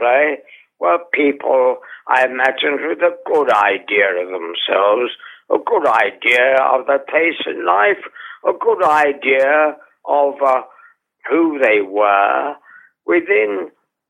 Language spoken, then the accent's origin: English; London, United Kingdom; also born or lived in Holborn, London; I was brought up in the East End of London in a large Georgian house that was slowly being allowed to fall apart.